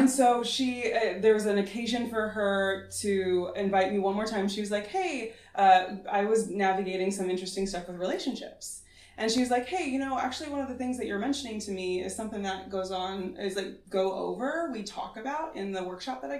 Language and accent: English; Indiana, United States; moved away as an adult; I grew up in Indiana